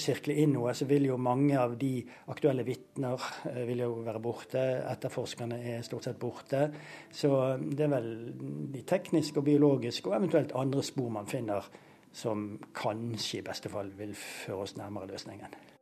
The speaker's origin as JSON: {"language": "Norwegian", "town": "Bergen", "region": "Vestland", "country": "Norway", "said": "Nå er jeg jo fra Bergen, og jeg løper faktisk inn i isdalen minst to ganger i uken."}